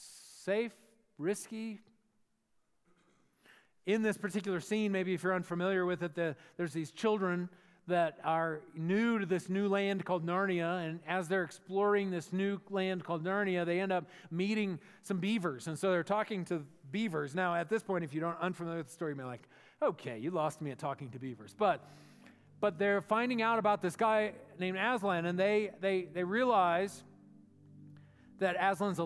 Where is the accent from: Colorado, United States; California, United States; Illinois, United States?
Colorado, United States; Colorado Springs; When I grew up in Colorado Springs, and I was in a youth group of a couple of hundred students